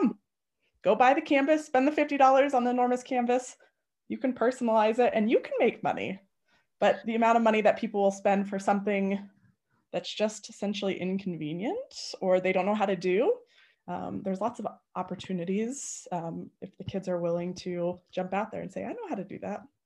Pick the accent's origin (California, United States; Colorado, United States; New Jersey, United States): Colorado, United States; Arvada; I was born and raised in Arvada.